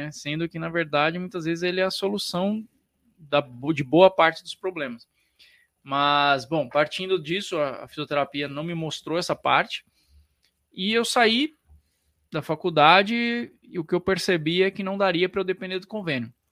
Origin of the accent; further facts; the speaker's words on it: Penápolis, São Paulo, Brazil; born there; also born or lived in Paraná / Piracicaba; Na época eu estava em Piracicaba, eu nasci em Penápolis, estudei no Paraná e fui para Piracicaba depois.